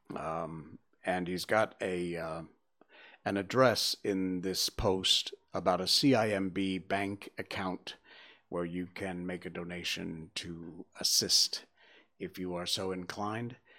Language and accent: English; Connecticut, United States; moved away as an adult; also born or lived in Key West, Florida; now in Subang, Malaysia; I grew up in Connecticut